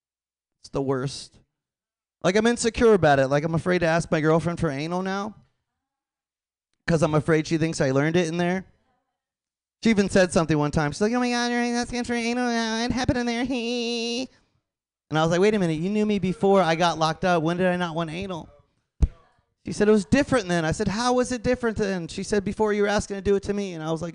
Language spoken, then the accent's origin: English; Florida, United States; I know, I'm from Florida. I know a ton of Dominicans.